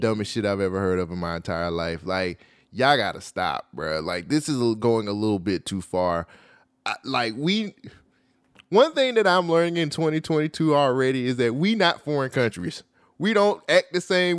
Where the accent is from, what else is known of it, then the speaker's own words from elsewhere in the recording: United States; I'm American